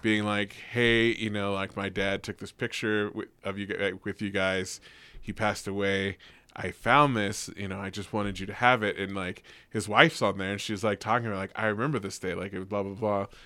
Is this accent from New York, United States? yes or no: no; the Bay Area, California, United States; we're all from the Bay